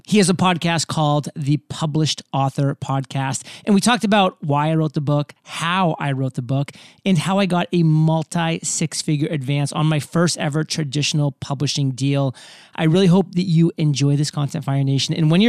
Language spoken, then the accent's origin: English; Alfred, Maine, United States; I was born and raised in the state of Maine in a very small town in southern Maine, specifically called Alfred.